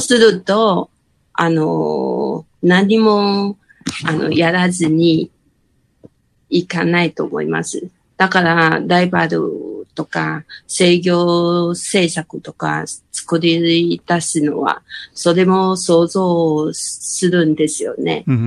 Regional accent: Kaohsiung, Taiwan; now in Hsinchu, Taiwan; もともと高尾出身なんですけど

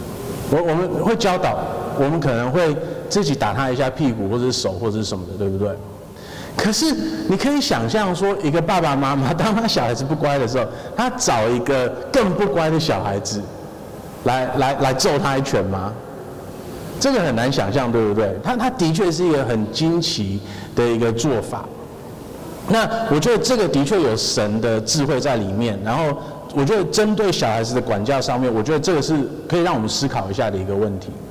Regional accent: United Kingdom; 我这这这个我们从英国来的，我我们第一手知道这件事情。

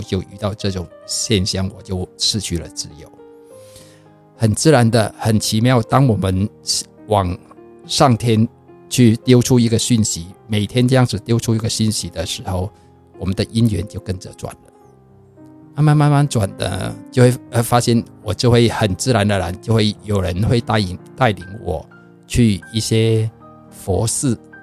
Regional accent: Vietnam; moved away as an adult; now in Taiwan; 我在，呃，越南出生

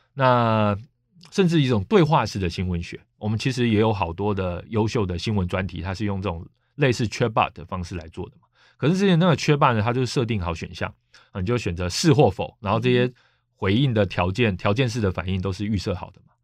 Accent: Taiwan; 我就是台湾人啊，我台湾频道啊

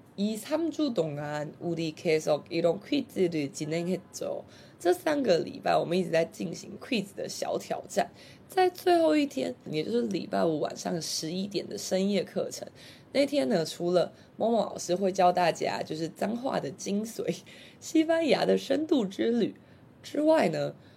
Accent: Taiwan; 就是我们台湾人常说的小吃的意思

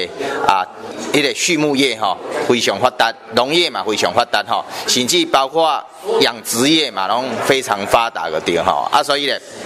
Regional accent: Beigang, Yunlin County, Taiwan; 我是来自北港的这个婚姻关系员，

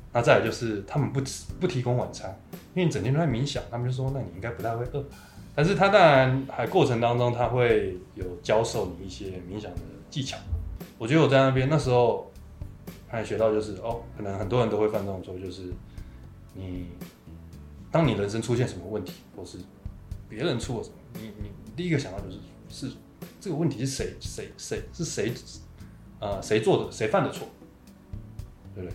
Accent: Taiwan; 我，其实在台湾，出生读长的，啊，我爸妈就是基本上没有受过高等教育，我指的就是可能我妈连国小都没有毕业，我爸可能就是国中毕业这样子

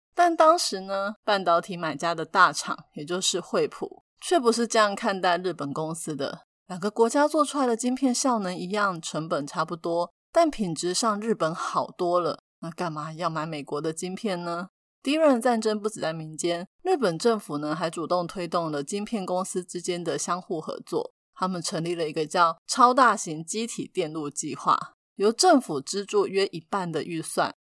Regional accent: Taiwan; 但是我们台湾人却很紧张

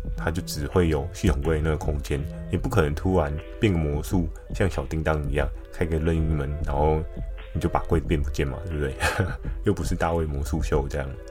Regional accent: Keelung, Taiwan; 因为我小时候是住在基隆的关系哦

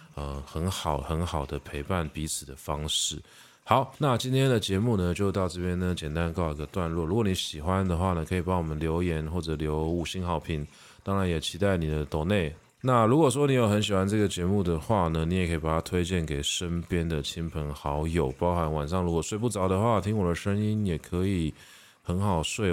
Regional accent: Taiwan; 我们已经觉得我们是台湾人了

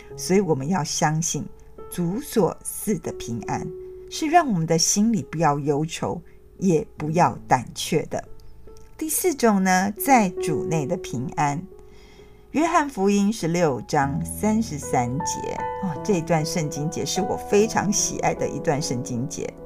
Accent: Taiwan; 我们台湾人

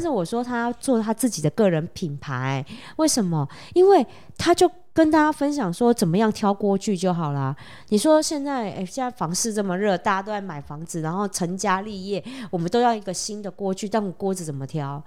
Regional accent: Taiwan; 我们台湾人好，五六年级生，六年级生以前的

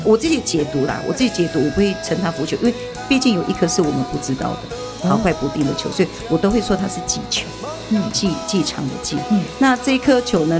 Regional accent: Tuban village, Taitung County, Taiwan; 我是土法部落的人

